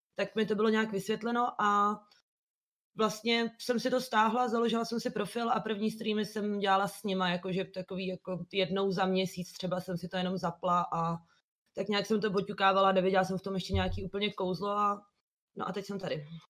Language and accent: Czech; Liberec, Liberec Region, Czechia; also born or lived in Italy; now in Prague, Czechia; jsem původně z Liberce